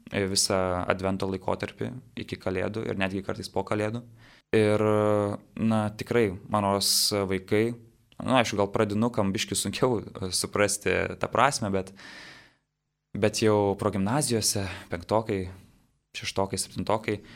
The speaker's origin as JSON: {"language": "Lithuanian", "town": "Jonava", "region": "Kaunas County", "country": "Lithuania", "tie": "born or raised there", "said": "savo gimtajame mieste Jonavoje"}